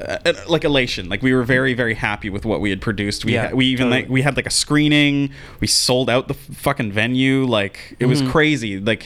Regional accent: Langley, British Columbia, Canada; also born or lived in Surrey; So I grew up in Langley in Surrey

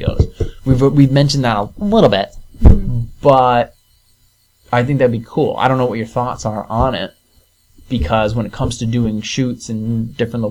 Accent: Venice, Florida, United States; moved away; I was born in Venice Beach, Florida

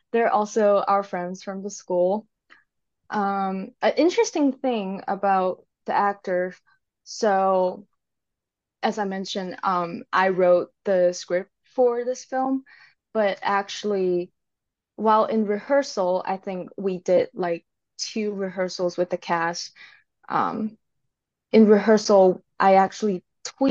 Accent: Hong Kong; moved away as an adult; now in Seattle, United States; I am originally from Hong Kong.

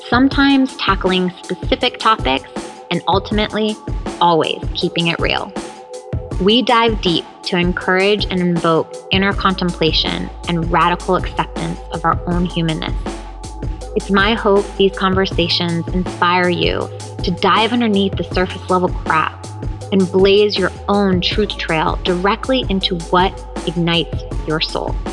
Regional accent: São Paulo, Brazil; first language Japanese; English is a second language; also born or lived in Japan / Maryland; now in Los Angeles, United States; I come from Sao Paulo, Brazil.

